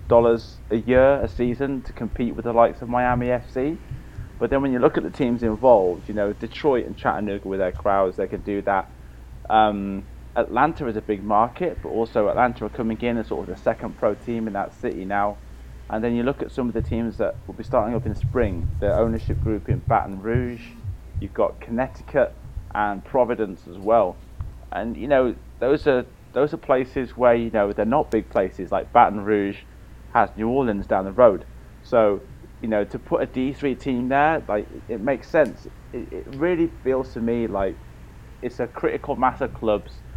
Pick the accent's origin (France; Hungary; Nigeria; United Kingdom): United Kingdom; Wales; I'm a Welshman